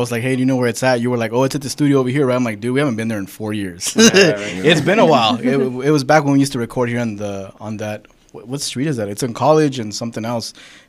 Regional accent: Gonzales, California, United States; now in Arkansas, United States; I know we didn't have it in Gonzales, California.

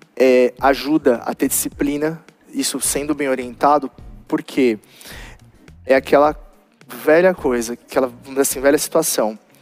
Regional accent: Guarulhos, São Paulo, Brazil; eu sou de Guarulhos

